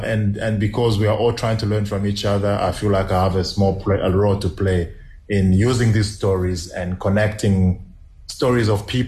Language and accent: English; DR Congo; first language Swahili; English is a second language; Okay, so Yote is in Kiswahili. I'm Swahili speaking from South Congo.